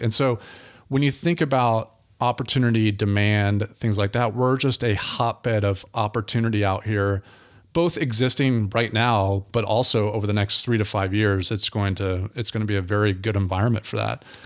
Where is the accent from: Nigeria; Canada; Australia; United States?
United States; Altamonte Springs, Florida; now in Apopka, United States; I grew up in Altamont Springs